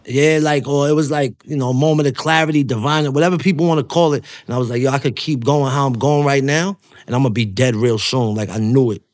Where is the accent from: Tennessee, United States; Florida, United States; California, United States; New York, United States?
New York, United States; New York City; when I'm from Coney Island, how we grew up, I grew up right before the, the MySpace internet era.